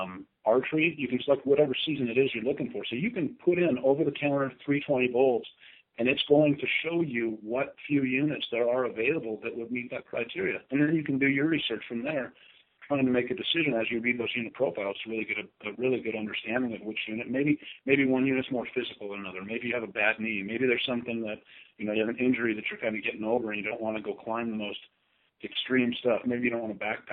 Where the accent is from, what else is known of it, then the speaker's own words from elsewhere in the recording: Arizona, United States; moved away; I consider Arizona still my home state.